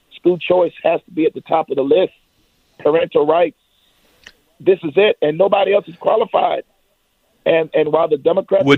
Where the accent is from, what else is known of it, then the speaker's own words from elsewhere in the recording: Ruffin Road, Virginia, United States; Growing up, again, I, I lived in Ruffin Road